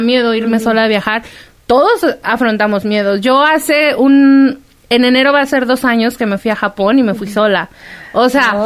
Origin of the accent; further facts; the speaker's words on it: Guadalajara, Jalisco, Mexico; en Guadalajara, yo soy de Guadalajara